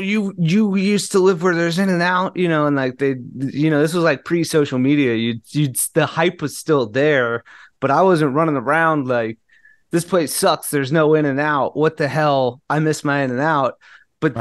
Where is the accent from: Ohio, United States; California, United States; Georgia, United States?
California, United States; Southern; moved away; I grew up in Southern California